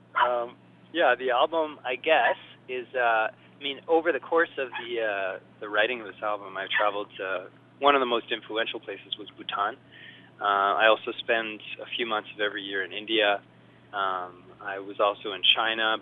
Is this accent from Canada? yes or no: yes; Montreal, Quebec, Canada; now in Vancouver, Canada; I grew up in Montreal, but I moved to Vancouver